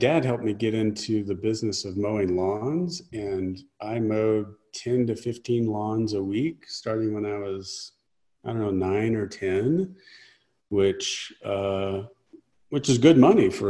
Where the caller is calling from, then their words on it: New Mexico, United States; I live in the mountains between Albuquerque and Santa Fe, New Mexico.